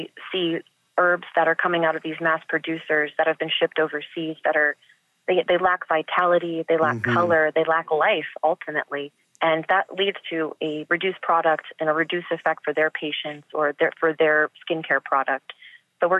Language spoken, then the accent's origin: English; Ohio, United States; now in Texas, United States; what I grew up with in Ohio